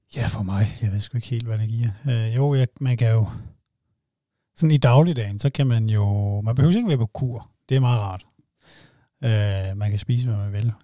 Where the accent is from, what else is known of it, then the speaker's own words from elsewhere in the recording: Funen, Southern Denmark, Denmark; jeg er jo fra Fyn